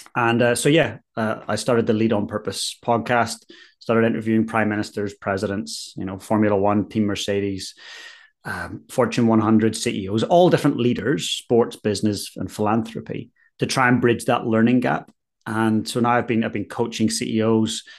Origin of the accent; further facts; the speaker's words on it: Ballyclare, Northern Ireland, United Kingdom; moved away as an adult; now in Christchurch, New Zealand; So I'm from Ballyclare up in County Antrim originally.